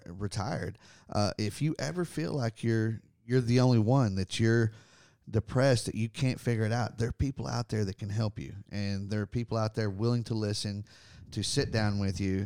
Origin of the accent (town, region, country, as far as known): Texas, United States; born or raised there